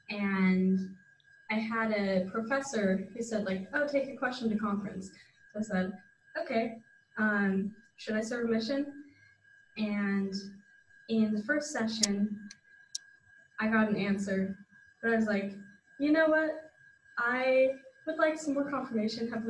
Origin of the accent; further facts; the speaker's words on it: Springville, Utah, United States; I'm from Springville, Utah. I've lived there pretty much my whole life, except for a year that my family was in Germany, and then I'm out here for my mission.